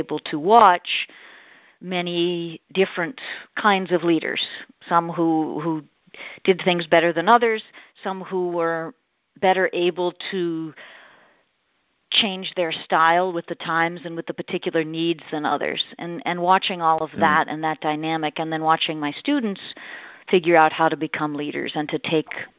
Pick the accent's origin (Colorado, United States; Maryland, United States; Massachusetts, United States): Massachusetts, United States; Boston; moved away; I'm from Boston originally